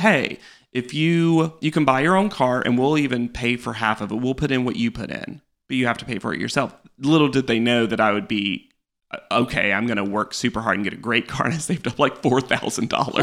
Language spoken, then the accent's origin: English; North Carolina, United States; moved away as an adult; now in New York, United States; I grew up in North Carolina my entire life.